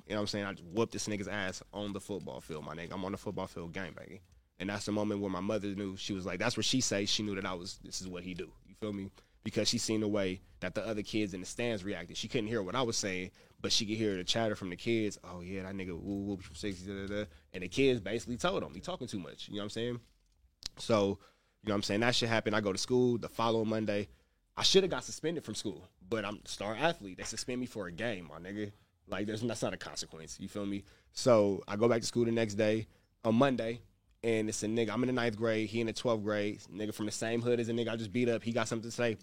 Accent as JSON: {"language": "English", "town": "Los Angeles", "region": "California", "country": "United States", "tie": "born or raised there", "said": "I'm from the Crenshaw district. I'm from Rolling 60s."}